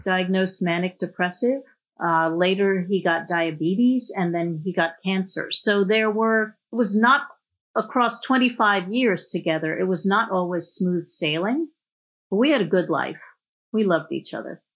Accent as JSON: {"language": "English", "town": "New York City", "region": "New York", "country": "United States", "tie": "born or raised there", "said": "I grew up in New York City."}